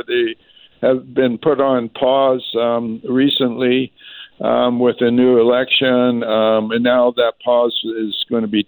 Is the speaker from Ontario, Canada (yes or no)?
no; Vancouver, British Columbia, Canada; when I was born in Vancouver, we had our own Surrey police at that time.